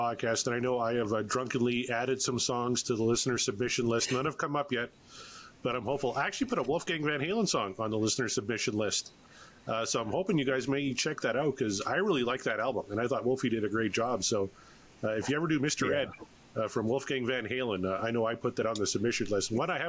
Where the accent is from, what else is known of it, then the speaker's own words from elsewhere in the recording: Canada; I'm a Canadian